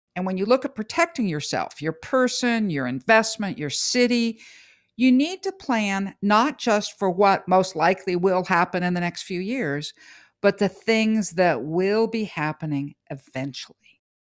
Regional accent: California, United States; as a Californian

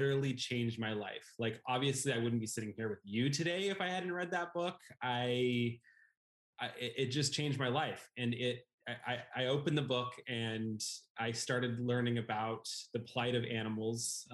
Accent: California, United States; I was a like middle-class white kid growing up in California

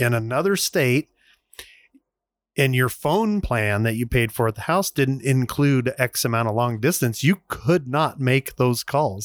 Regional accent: Vernal, Utah, United States; growing up in Vernal, Utah

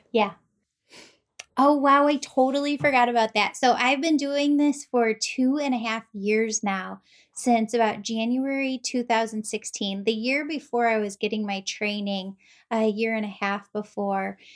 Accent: Chicago, Illinois, United States; also born or lived in Wheaton, Illinois / Glen Ellyn, Illinois; I'm from Chicagoland, we live in Wheaton, Glen Ellen

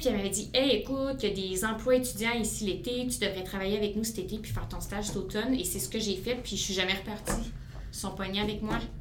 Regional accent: Aylmer, Quebec, Canada; je suis une fille de la région. J'ai grandi, j'ai évolué à Aylmer

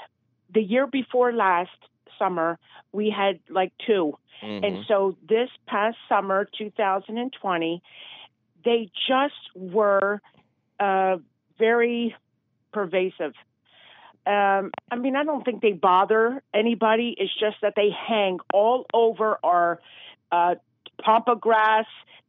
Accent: Martins Creek, Pennsylvania, United States; Martins Creek.

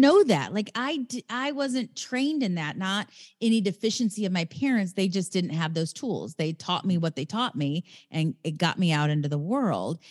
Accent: Raytown, Missouri, United States; now in Venice, California, United States; I live in L A, in Venice, California, and I come from the Midwest, Raytown, Missouri

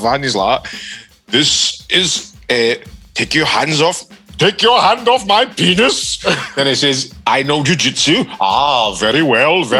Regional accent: Ayrshire, Saltcoats, Scotland, United Kingdom; moved away; I moved away from the Shire and I returned

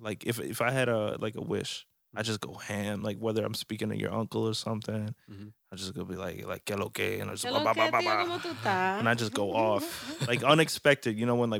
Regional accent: New Jersey, United States; also born or lived in Paris; I still have like my good French accent, but sure you can tell I'm from like Jersey.

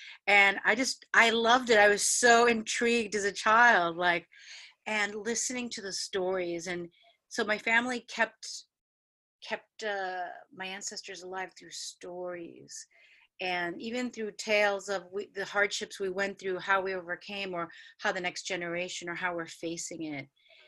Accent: Buenos Aires, Argentina; also born or lived in Peru; so I was born in Peru too, but I only stayed there a couple of months, and then we went back to Buenos Aires and Argentina.

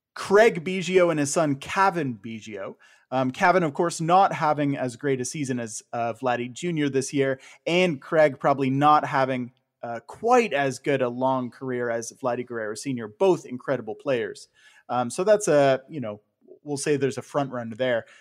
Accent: Ontario, Canada; you and I growing up in Ontario

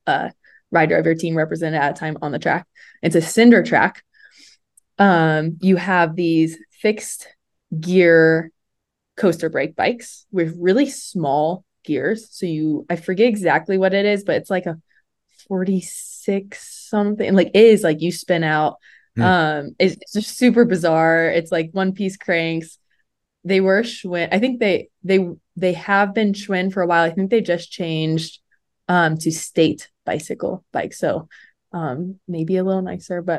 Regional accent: central Indiana, United States; I grew up in Indiana, more like central Indiana

